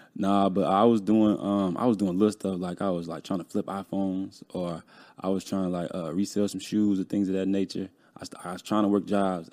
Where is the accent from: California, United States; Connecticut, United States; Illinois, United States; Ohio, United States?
Illinois, United States; Chicago; moved away as an adult; now in Atlanta, United States; I'm from Chicago. I grew up in Chicago. I recently just moved to Atlanta